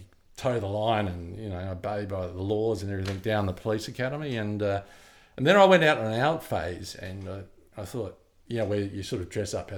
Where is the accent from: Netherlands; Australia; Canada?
Australia; when I was growing up in Australia